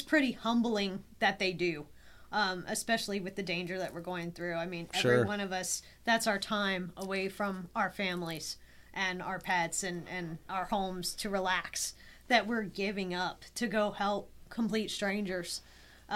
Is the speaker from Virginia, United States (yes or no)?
no; New Orleans, Louisiana, United States; I'm from New Orleans